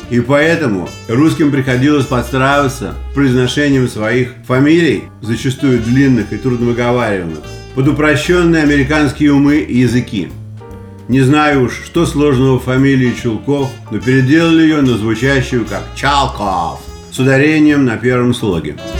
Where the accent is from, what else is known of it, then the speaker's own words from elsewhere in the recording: Saint Petersburg, Russia; moved away as an adult; now in United States; я из Питера